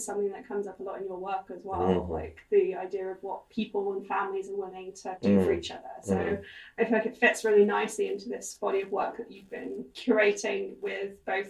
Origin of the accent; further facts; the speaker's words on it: United Kingdom; as a British person